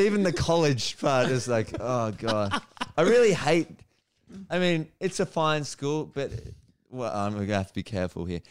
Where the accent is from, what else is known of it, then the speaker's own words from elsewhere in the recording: Melbourne, Victoria, Australia; also born or lived in New York; I'm, I'm from Melbourne